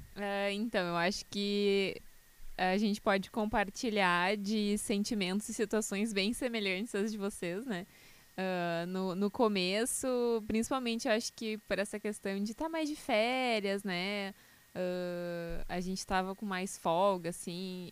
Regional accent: Canoas, Rio Grande do Sul, Brazil; Eu nasci em Canoas, cresci em Canoas

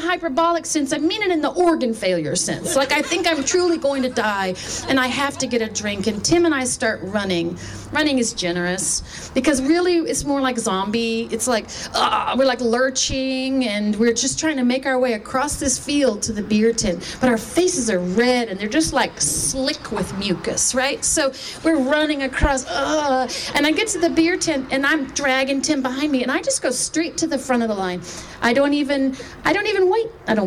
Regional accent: Texas, United States; I grew up in Texas

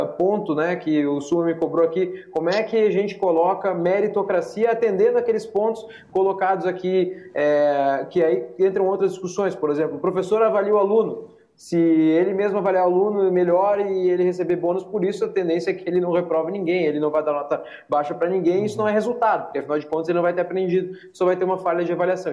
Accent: Lajeado, Rio Grande do Sul, Brazil; now in Brasília, Brazil; Eu sou de Lajeado, hoje estou aqui em Brasília, né? Eu sou chefe de gabinete, deputado federal aqui em Brasília, estou aqui em Brasília

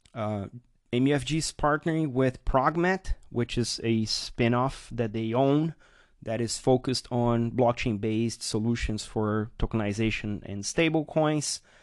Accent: Brazil; my home country, Brazil.

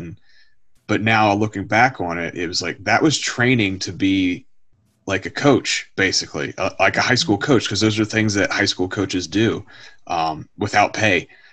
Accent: Harrisonburg, Virginia, United States; I grew up in uh, around the Bridgewater, the Harrisonburg area, where JMU, James Madison University, that's where I grew up

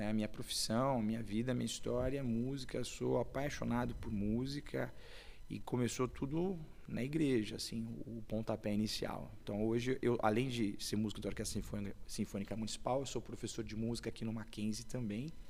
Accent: São Paulo, Brazil; eu sou de Itaquera, bem depois ainda.

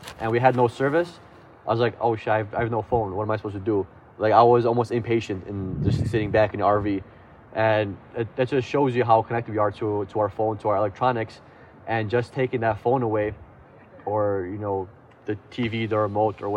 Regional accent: Midwest, United States; we come from the Midwest, where we have just flatlands, prairie lands, we have corn, we have wheat, and it's just flat

